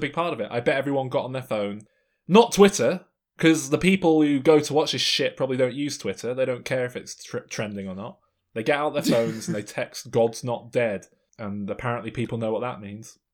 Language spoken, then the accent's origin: English; England, United Kingdom; I'm English.